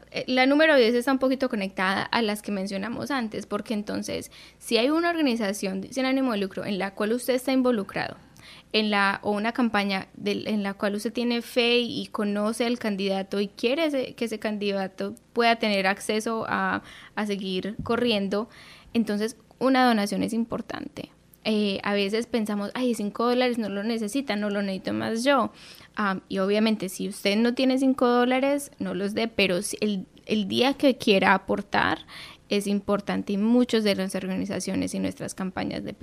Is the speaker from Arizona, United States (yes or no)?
no; Central Falls, Rhode Island, United States; also born or lived in Colombia; now in Providence, United States; nos fuimos otra vez a vivir a Colombia, de donde éramos, y a los 12 años volví aquí y crecí en Central Falls.